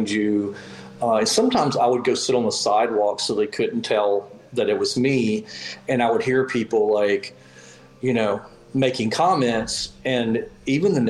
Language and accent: English; Alabama, United States; now in New Orleans, United States; I grew up in Alabama, and it's only a couple hours away from New Orleans where I lived